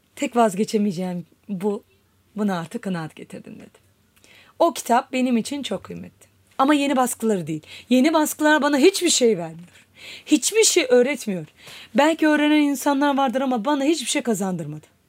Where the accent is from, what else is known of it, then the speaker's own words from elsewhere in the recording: Istanbul, Turkey; 1981 yılında İstanbul'da doğdum.